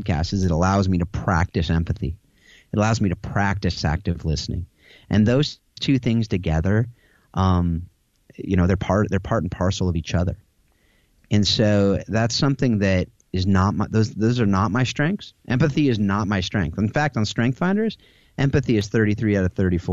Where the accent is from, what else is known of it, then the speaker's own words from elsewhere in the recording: United States; I'm an American, and that's my background